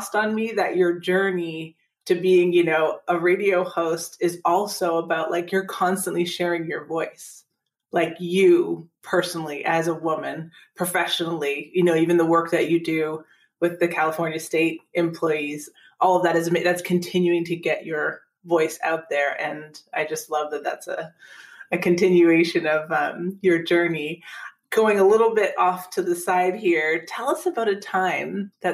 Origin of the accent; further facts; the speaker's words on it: Canada; I grew up in Canada, but listening to the Detroit radio